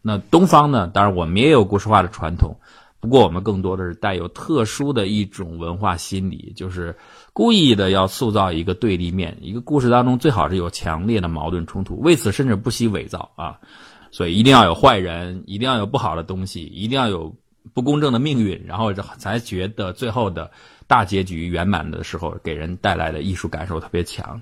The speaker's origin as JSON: {"language": "Chinese", "country": "China", "said": "还有包括我们中国人"}